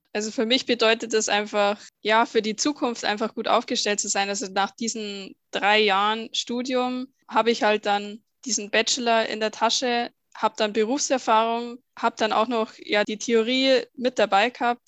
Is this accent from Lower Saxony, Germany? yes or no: no; Bavaria, Germany; Ich komme aus Bayern